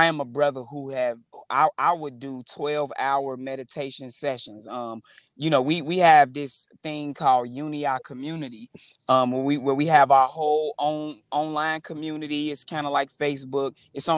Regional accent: Chicago, Illinois, United States; growing up in the Chicago street gang culture

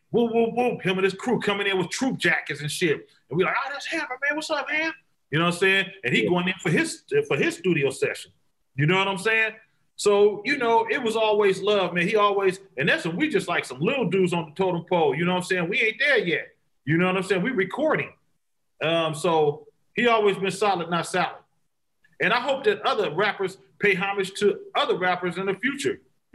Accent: Vallejo, California, United States; We made it, you know, really really good to say I'm from Vallejo with your chest out. Like, you understand me? Like, you ain't you know, it's the V. Like, we made it good to be from Vallejo.

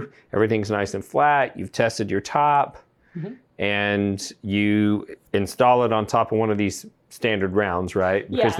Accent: Texas, United States; I'm from Texas

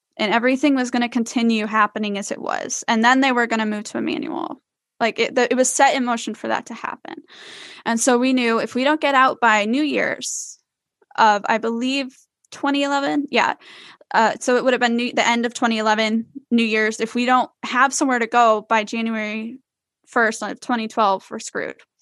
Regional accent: Iowa, United States; now in Florida, United States; I was born and raised in Iowa

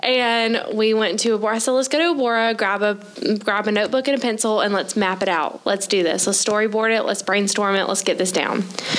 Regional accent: Augusta, Georgia, United States; So I am from Augusta.

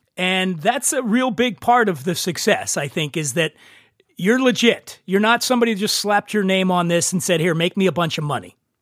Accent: Philadelphia, Pennsylvania, United States; moved away; I'm from Philadelphia

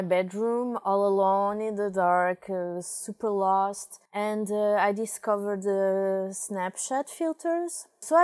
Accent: Paris, Île-de-France, France; moved away as an adult; now in Portugal; I come from France, from Paris

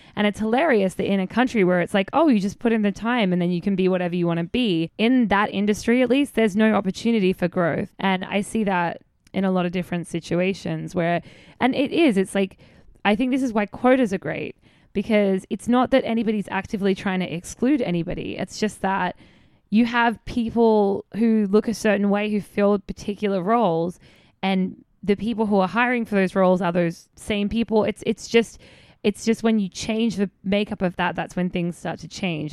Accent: Australia; moved away; about being Australian

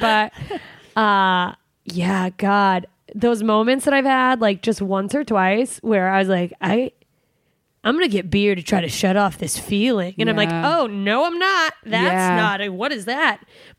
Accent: Alaska, United States; I'm from Alaska.

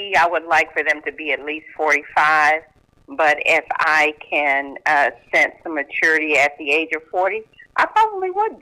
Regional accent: Dallas, Texas, United States; I'm from Dallas, Texas.

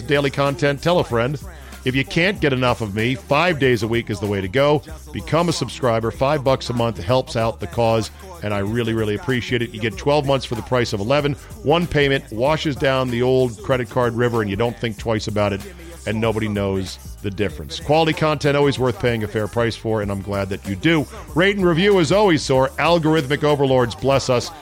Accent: Fairfax County, Virginia, United States; born or raised there

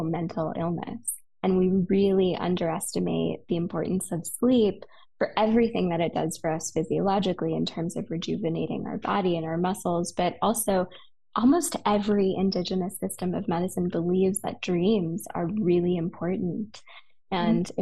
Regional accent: West Hollywood, California, United States; now in Idyllwild, United States; I'm a city girl. I grew up in West Hollywood

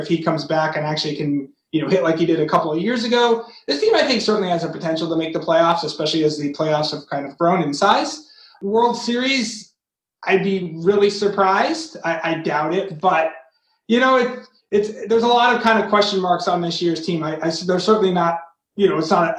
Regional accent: Massachusetts, United States; I grew up in Massachusetts

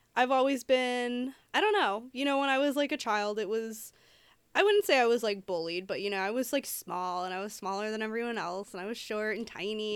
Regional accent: Detroit, Michigan, United States; I am from Detroit

